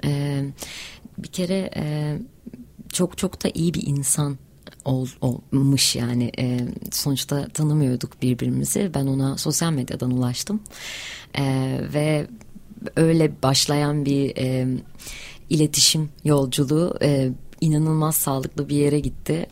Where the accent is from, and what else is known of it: Hatay, Turkey